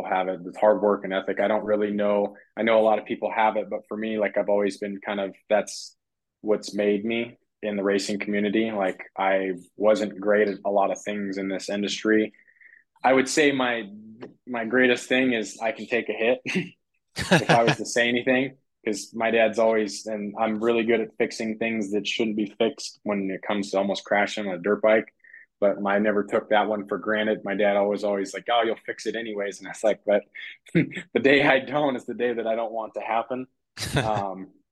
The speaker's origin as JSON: {"language": "English", "town": "Reno", "region": "Nevada", "country": "United States", "tie": "born or raised there", "said": "I grew up in Reno. I'm based out of Reno"}